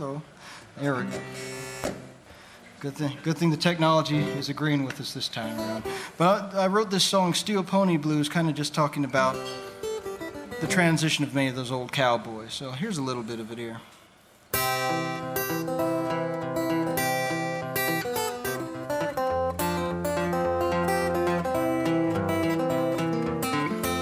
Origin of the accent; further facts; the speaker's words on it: Southwest, United States; my own personal story growing up in the Southwest